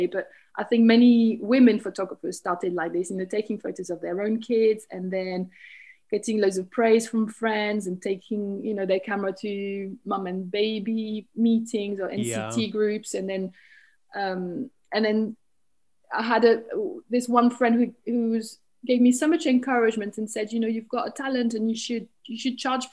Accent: France; English is a second language; moved away as an adult; also born or lived in Berlin / London; now in St Albans, United Kingdom; I live in St. Albans in Hertfordshire, and I grew up in France. I'm originally from France, and I still see myself as French

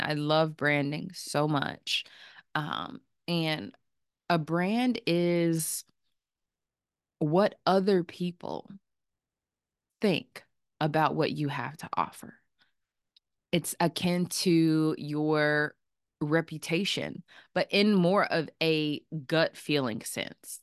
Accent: Chapel Hill, North Carolina, United States; I am a North Carolina native. I'm from Chapel Hill, North Carolina

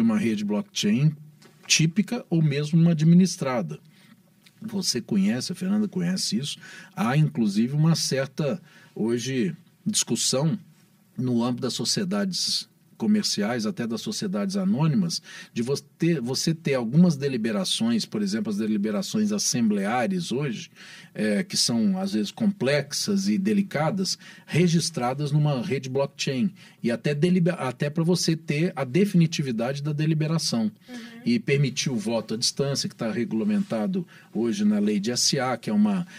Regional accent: Araguari, Minas Gerais, Brazil; lá na minha terra, em Araguari, que é uma grande cidade, uma bela cidade

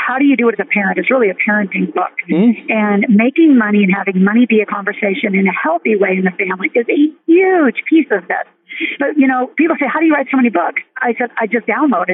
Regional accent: Nebraska, United States; I grew up in Nebraska where huge farm family

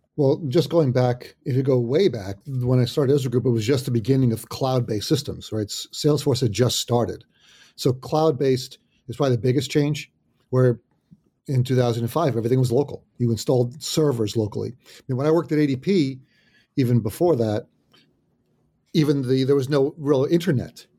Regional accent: New Jersey, United States; also born or lived in Oyster Bay, Long Island, New York; I was raised in New Jersey. So been in New Jersey a long time

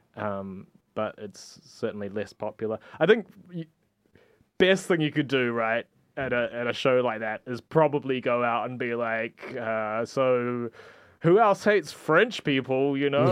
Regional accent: New Zealand; now in Barcelona, Spain; I'm from New Zealand, whatever, I, I, I live here

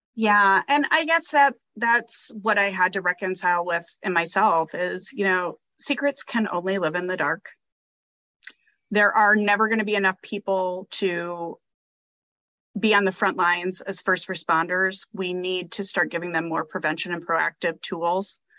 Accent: Midwest, United States; I grew up in the Midwest, we did tornado drills in school

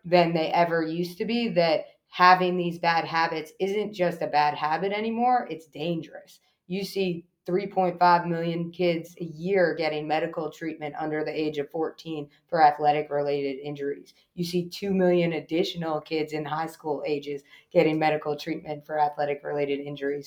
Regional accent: Eastern Long Island, New York, United States; now in Johnston County, North Carolina, United States; I grew up in Eastern Long Island

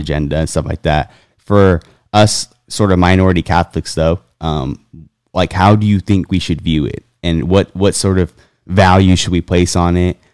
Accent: California, United States; I grew up in California

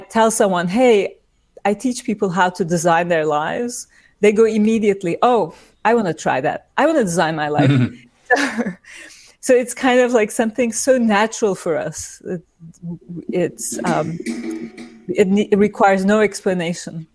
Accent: İzmir, Turkey; now in New York, United States; I was born in Turkey, in İzmir, and I grew up there

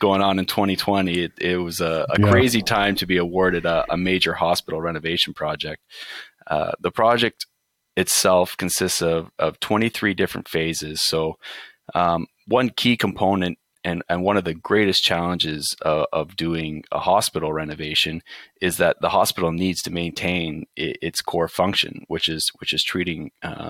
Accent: just outside of London, Ontario, Canada; also born or lived in Windsor, Ontario; I was born and raised just outside of London

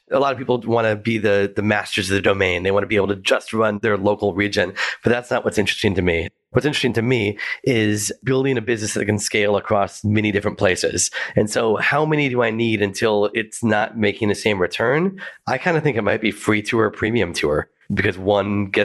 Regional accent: United States; now in Melbourne, Australia; I'm an American, and so I thought it'd be really fun to do an American food tour of Melbourne.

